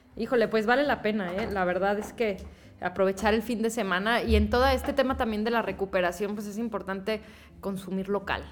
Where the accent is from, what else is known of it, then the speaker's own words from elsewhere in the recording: Saltillo, Coahuila, Mexico; also born or lived in Mexico City; De Saltillo.